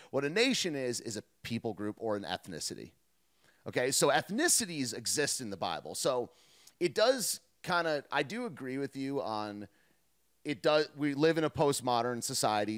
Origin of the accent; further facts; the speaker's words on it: United States; I am an American